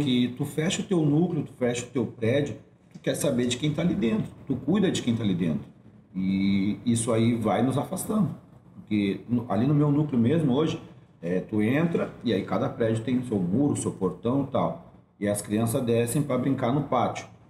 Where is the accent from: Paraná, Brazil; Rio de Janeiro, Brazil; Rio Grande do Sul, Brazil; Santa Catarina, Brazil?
Rio Grande do Sul, Brazil; Porto Alegre; Nasci na Coab, minha família veio